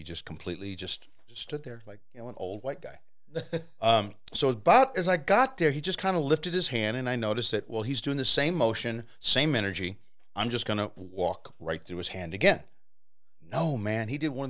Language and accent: English; San Antonio, Texas, United States; moved away; Born and raised in San Antonio, Texas.